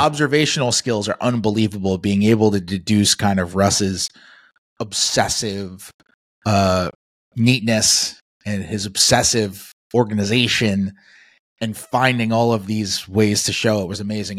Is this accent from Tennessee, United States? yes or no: no; New York City, New York, United States; also born or lived in Oklahoma City; being a New Yorker